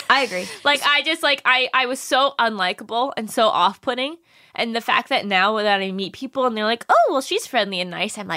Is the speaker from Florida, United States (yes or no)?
yes; Hollywood, Florida, United States; also born or lived in Fort Lauderdale; now in Los Angeles, United States; From my hometown, Hollywood, Florida, baby. Hollywood, Florida, literally where I grew up.